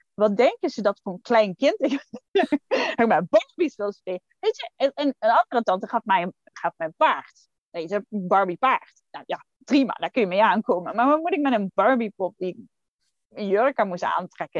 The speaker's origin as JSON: {"language": "Dutch", "country": "Netherlands", "said": "als Nederlanders"}